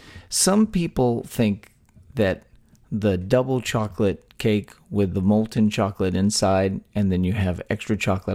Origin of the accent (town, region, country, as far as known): Texas, United States; born or raised there